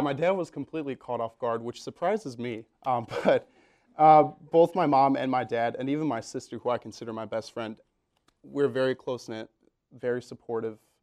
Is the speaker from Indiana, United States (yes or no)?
no; Belvidere, Illinois, United States; moved away as an adult; now in Iowa City, United States; I'm from small town Illinois, um, a little town about an hour and a half outside of Chicago